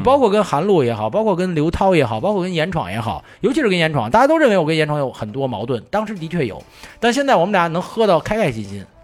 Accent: Beijing, China; 以前咱们小时候在北京

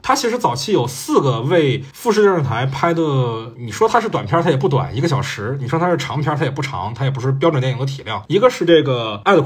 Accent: China; 我们中国人看里面那个婆媳关系

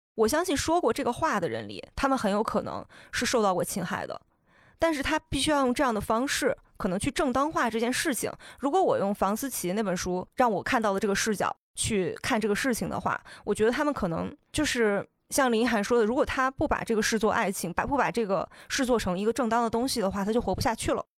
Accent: China; 我们作为中国人

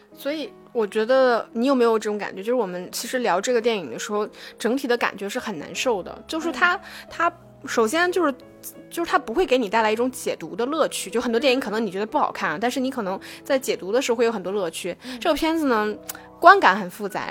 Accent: China; 我们中国人的这种

